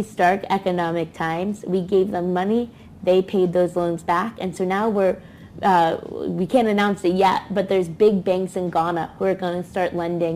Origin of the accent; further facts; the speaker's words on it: United States; as an American